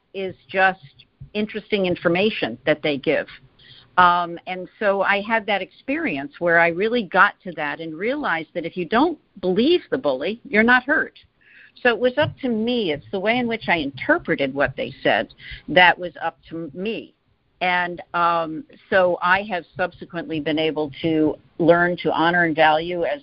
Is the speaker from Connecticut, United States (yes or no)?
yes; Greenwich, Connecticut, United States; I grew up in Greenwich, Connecticut, and I have two brothers and a sister